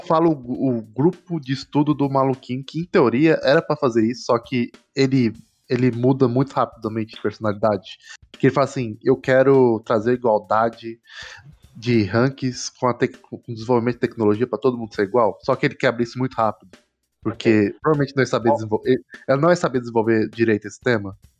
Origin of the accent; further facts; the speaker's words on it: Brazil; a gente é brasileiro